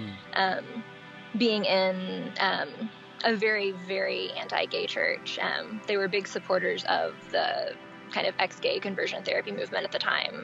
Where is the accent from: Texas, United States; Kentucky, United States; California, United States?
Texas, United States; East; also born or lived in Dallas-Fort Worth, Texas; I've been in kind of the Northeast Texas area since I was born. I was born in East Texas. I've been kind of in the Dallas-Fort Worth area since I was about 16